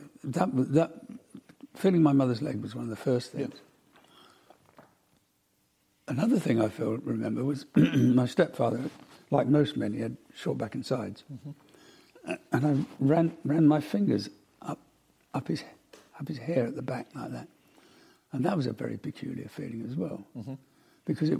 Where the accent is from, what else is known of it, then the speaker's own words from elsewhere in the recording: Glasgow, Scotland, United Kingdom; moved away; also born or lived in Croydon; I was born in Glasgow